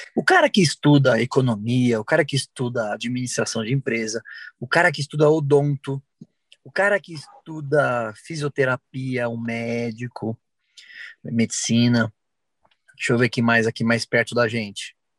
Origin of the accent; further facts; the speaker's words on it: São Paulo, Brazil; Porque é a minha casa, onde eu nasci, onde estão as pessoas que eu gosto, onde estão meus amigos.